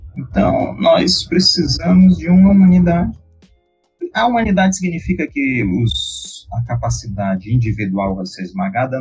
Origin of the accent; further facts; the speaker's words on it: Brazil; a gente é brasileiro